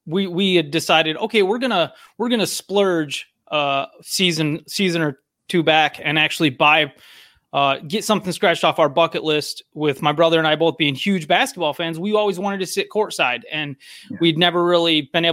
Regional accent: Michigan, United States; growing up in Michigan

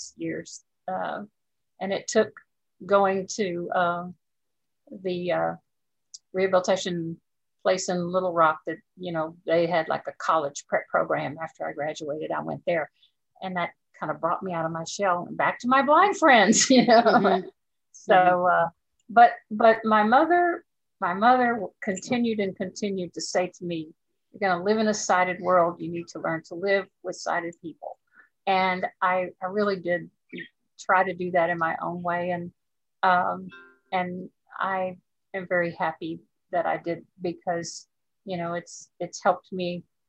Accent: Dallas, Texas, United States; also born or lived in Garland, Texas / Austin, Texas; We moved from Dallas to Garland, which is a small town near Dallas

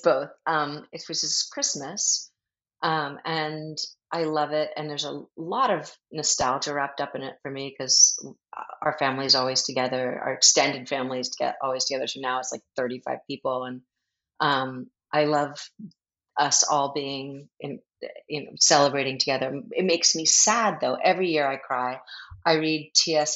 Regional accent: Philadelphia, Pennsylvania, United States; I grew up in Philly

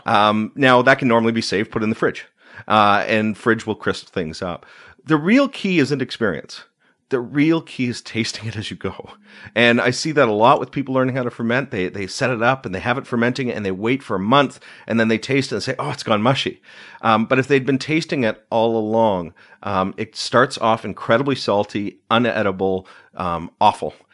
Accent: Uxbridge, Ontario, Canada; also born or lived in Markham / East End, Toronto; We moved to Eudora, which is a suburb of Uxbridge, northeast of Toronto

